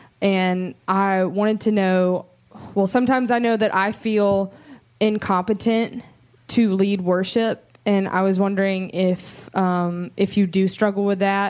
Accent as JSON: {"language": "English", "town": "Covington", "region": "Georgia", "country": "United States", "said": "I'm from Covington."}